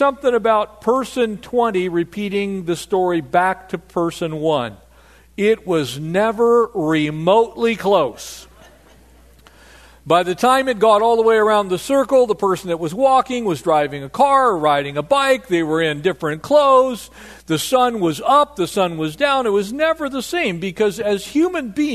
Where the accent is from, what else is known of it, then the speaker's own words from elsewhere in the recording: Poway, California, United States; I grew up in North San Diego County, a little town called Poway